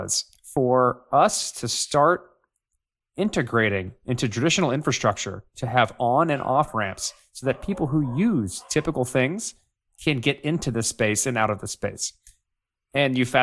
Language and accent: English; United States; I'm super American. I am like the definition of an American